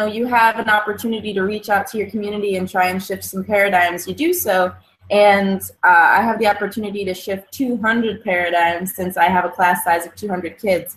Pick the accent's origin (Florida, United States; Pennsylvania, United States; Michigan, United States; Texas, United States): Michigan, United States; I'm so rooted in Michigan. So I'm from Michigan. I'm in Kalamazoo, Michigan